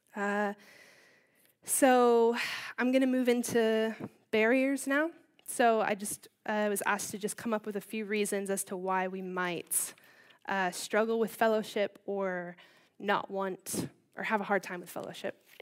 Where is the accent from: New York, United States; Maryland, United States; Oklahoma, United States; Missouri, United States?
Maryland, United States; Baltimore; moved away as an adult; also born or lived in California; now in Bishop's Stortford, United Kingdom; I'm from Baltimore, uh, Maryland, which is on the East Coast. Um, I grew up there with my older brother